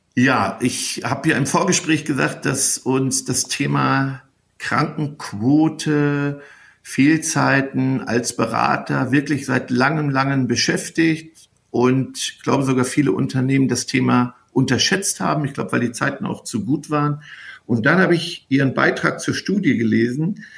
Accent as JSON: {"language": "German", "region": "North Rhine-Westphalia", "country": "Germany", "said": "wir kommen ja hier aus Ostwestfalen"}